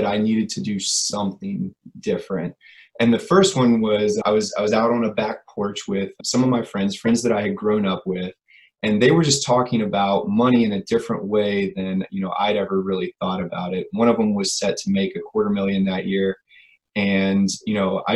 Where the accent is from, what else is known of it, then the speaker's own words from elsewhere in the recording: Virginia, United States; moved away as an adult; now in North Carolina, United States; I grew up in Virginia